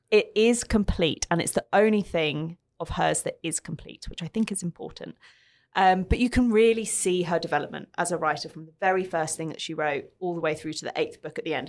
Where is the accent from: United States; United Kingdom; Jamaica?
United Kingdom; London; moved away as an adult; now in Australia; growing up in London